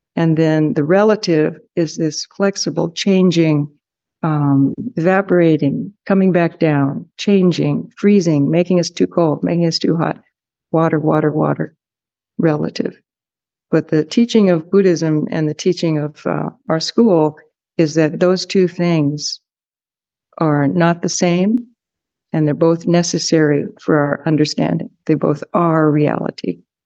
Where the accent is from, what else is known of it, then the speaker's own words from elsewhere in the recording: California, United States; from California